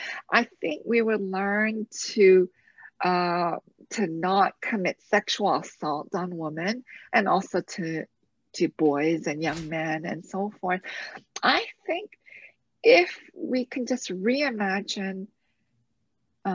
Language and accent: English; London, Ontario, Canada; I grew up in London, Ontario, where we said the Lord's Prayer every morning